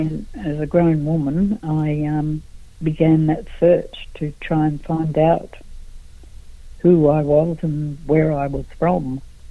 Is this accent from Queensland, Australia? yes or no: yes; Brisbane, Queensland, Australia; I was brought up down in Brisbane, actually. Yeah. I was born in Brisbane, raised in Brisbane.